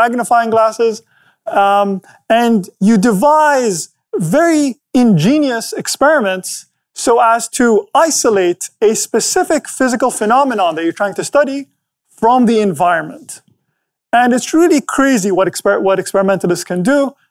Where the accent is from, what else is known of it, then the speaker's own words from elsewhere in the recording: Abu Dhabi, United Arab Emirates; my hometown